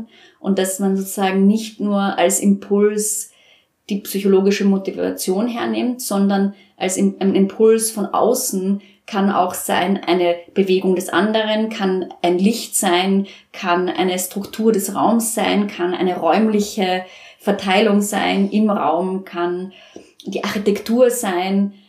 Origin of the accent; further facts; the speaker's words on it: Vienna, Austria; moved away as an adult; now in Nuremberg, Germany; ich komme ja aus Wien